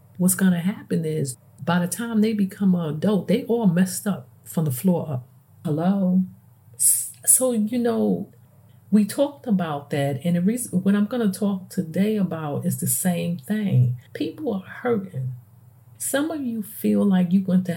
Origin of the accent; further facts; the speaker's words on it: New York City, New York, United States; moved away; me growing up and I come from the Bronx